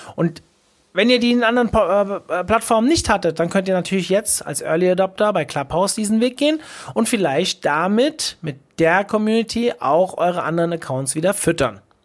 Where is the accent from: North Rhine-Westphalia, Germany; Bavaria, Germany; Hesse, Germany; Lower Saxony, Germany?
Hesse, Germany; ich bin ja aus Hessen